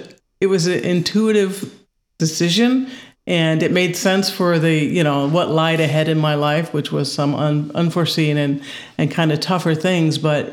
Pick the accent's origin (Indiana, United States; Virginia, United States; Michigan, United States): Indiana, United States; Well, I was a lot of places, but I'm originally from Northwest Indiana, kind of just outside of Chicago. That's where I was born and raised.